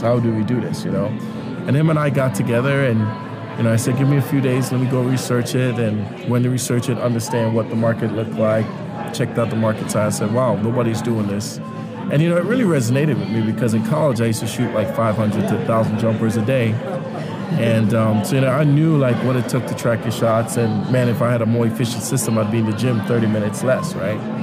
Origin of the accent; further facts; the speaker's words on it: Trinidad & Tobago; now in Kansas City, United States; I grew up in Trinidad and Tobago